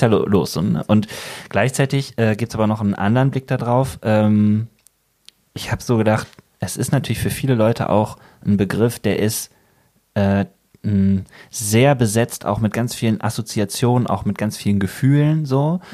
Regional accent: Bergisches Land, North Rhine-Westphalia, Germany; now in Ruhr area, Germany; ich komme aus dem Bergischen und da sagt man eher so Birne

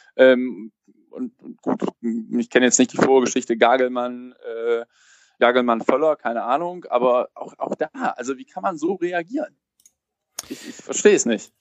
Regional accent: Cologne, North Rhine-Westphalia, Germany; born or raised there

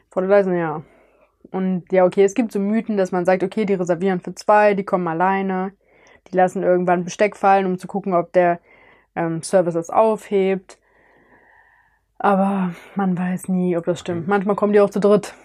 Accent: near Cologne, North Rhine-Westphalia, Germany; ich komme aus Oberrad in der Nähe von Köln

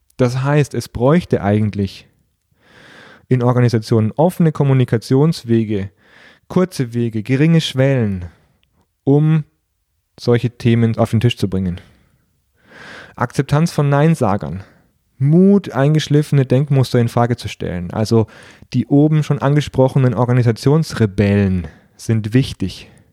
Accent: Nuremberg or Fürth, Bavaria, Germany; aus meiner Heimatstadt, aus Nürnberg oder Fürth

